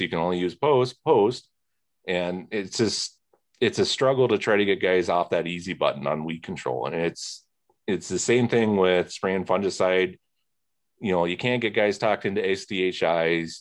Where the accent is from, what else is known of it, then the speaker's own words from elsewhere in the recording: Plymouth, Indiana, United States; moved away as an adult; now in Wisconsin, United States; I grew up near Plymouth, Indiana